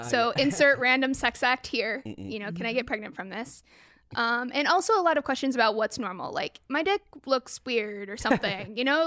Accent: West Coast, United States; also born or lived in Portland, Oregon / Sacramento / Bay Area; I grew up all over the West Coast. Okay. Portland, Oregon, Sacramento, Bay Area.

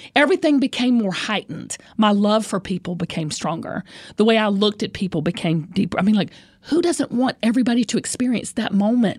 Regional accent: the South, United States; I'm from the South

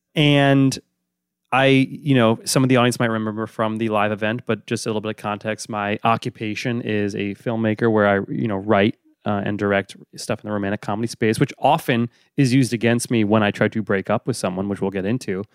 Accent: New York, United States; also born or lived in Boston; I'm from New York, but I briefly, my family lived briefly in Boston

